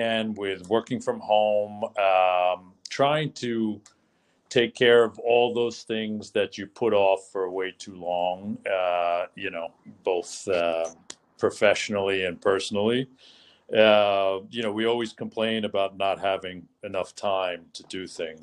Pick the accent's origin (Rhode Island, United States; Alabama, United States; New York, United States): New York, United States; New York City; I do consider myself very fortunate to have been born and raised here